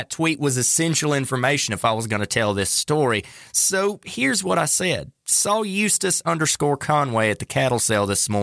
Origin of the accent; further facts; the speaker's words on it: North Carolina, United States; North Carolina, my home state